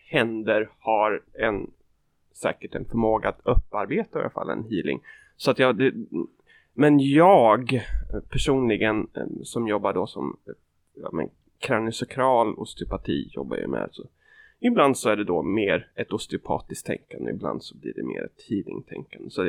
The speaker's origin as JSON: {"language": "Swedish", "town": "Kisa", "region": "Östergötland", "country": "Sweden", "tie": "born or raised there", "said": "En och en halv timme från där jag växte upp."}